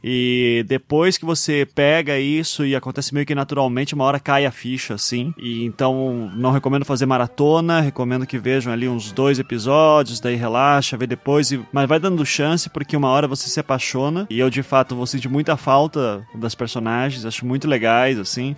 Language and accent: Portuguese; Curitiba, Paraná, Brazil; eu sou de Curitiba